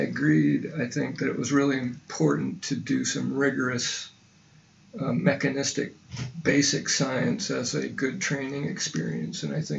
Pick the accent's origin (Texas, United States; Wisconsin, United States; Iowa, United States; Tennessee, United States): Iowa, United States; West Burlington; also born or lived in Pella, Iowa; I was born in Iowa City. I grew up in southeast Iowa in West Burlington.